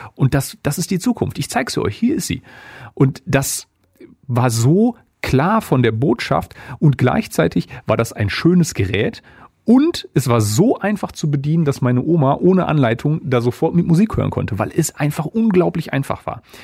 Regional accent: Essen, North Rhine-Westphalia, Germany; also born or lived in Dortmund; ich komme gebürtig gebürtig aus Essen, habe dann lange in Dortmund gewohnt und gearbeitet, also klassisch Großstadtjunge.

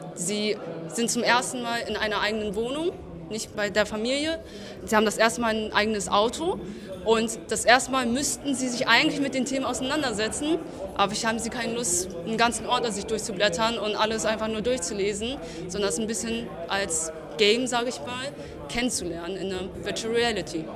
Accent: Hanover, Lower Saxony, Germany; Aus Hannover.

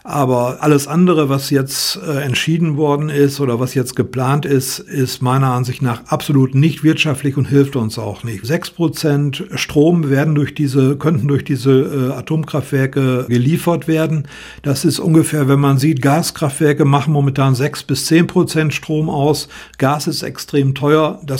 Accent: North Rhine-Westphalia, Germany; Ich komme aus dem Münsterland.

